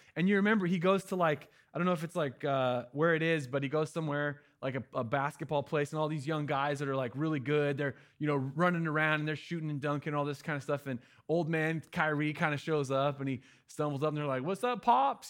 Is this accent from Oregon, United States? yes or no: yes; Oregon, United States; My family's from Cali, but I'm from Oregon. I was born here.